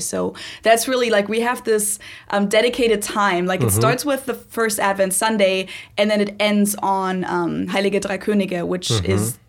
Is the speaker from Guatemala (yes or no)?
no; Munich, Bavaria, Germany; I'm from the south of Germany. For those of you who don't know, I'm from Munich, which is in Bavaria.